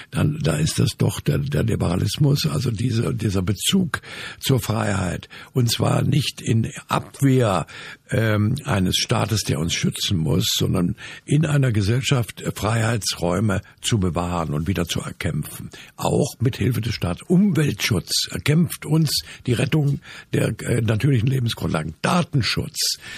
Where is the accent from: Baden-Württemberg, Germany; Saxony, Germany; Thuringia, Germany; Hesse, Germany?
Saxony, Germany; Dresden; In meiner Heimatstadt Dresden gibt es zu Pegida eine Gegenbewegung.